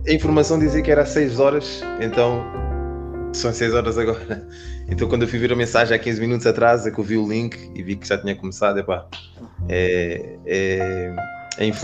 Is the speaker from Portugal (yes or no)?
yes; Portugal; also born or lived in Spain; now in London, United Kingdom; cresci em Portugal, cresci em Espanha, uh, joguei futebol uma vida toda, vim para aqui para o Reino Unido jogar futebol.